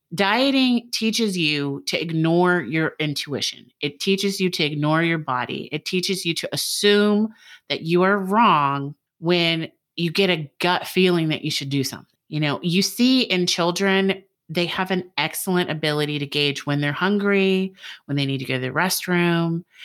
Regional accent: United States; now in Georgia, United States; I was born in the United States

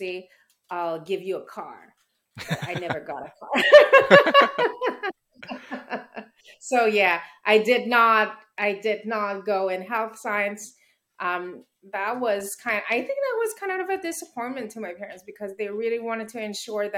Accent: Montreal, Quebec, Canada; I was born here in Montreal

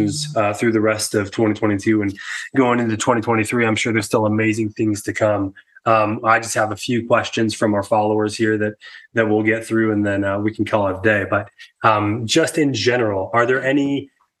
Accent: Las Vegas, Nevada, United States; I grew up in the Las Vegas desert

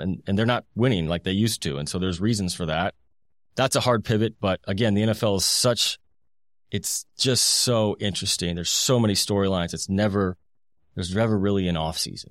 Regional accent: Indianapolis, Indiana, United States; I grew up in Indianapolis in the two thousands.

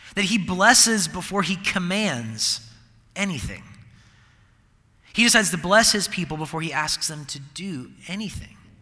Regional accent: Seattle, Washington, United States; I'm from Seattle and I'm a Seahawks fan

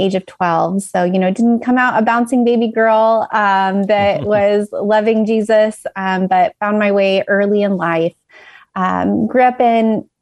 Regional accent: Northeast Indiana, United States; I grew up in Northeast Indiana.

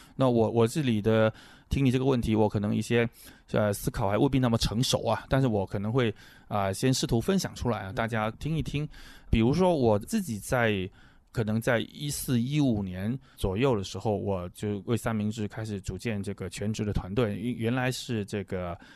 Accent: Chaozhou, Guangdong, China; moved away; 我老家广东潮州

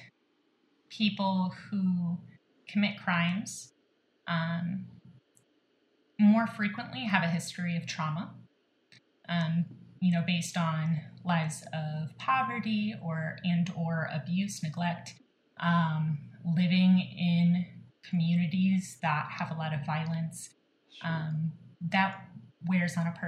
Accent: St. Louis, Missouri, United States; I'm born and bred in St. Louis, so that's a big piece of my heart

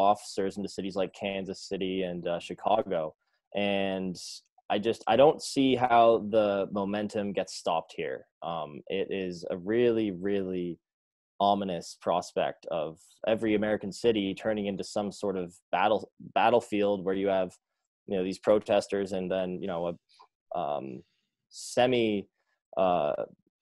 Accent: Toronto, Ontario, Canada; here in my hometown of Toronto

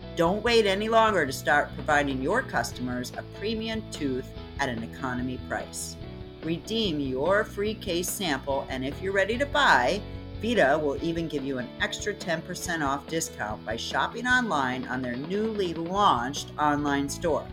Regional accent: Florida, United States; We're in beautiful Tampa, my home state.

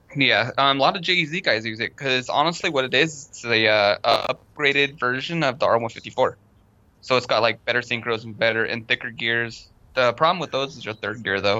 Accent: Long Beach, California, United States; moved away; I'm from originally from Long Beach

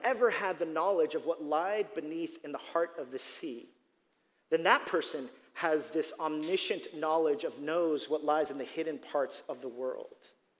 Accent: Staten Island, New York, United States; I'm from Staten Island. I'm like, no one ever chooses me.

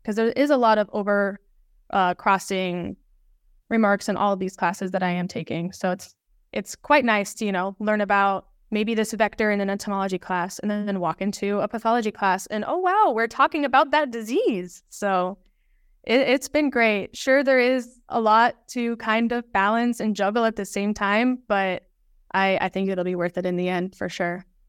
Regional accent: Des Moines, Iowa, United States; I grew up in Des Moines

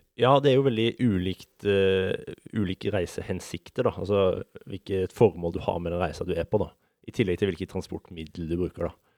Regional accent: Vegårshei, Agder, Norway; now in Oslo, Norway; Jeg kommer fra Vegårshei

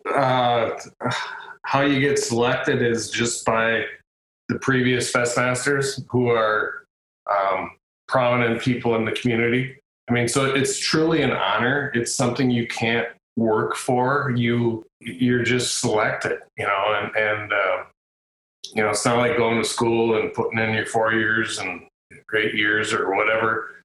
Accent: Caledonia, Minnesota, United States; my my hometown of Caledonia

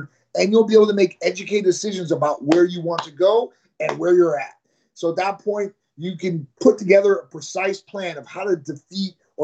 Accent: Chicago, Illinois, United States; moved away as an adult; now in Florida, United States; I'm from Chicago originally, and I live in beautiful Florida. I've lived here for 20 years

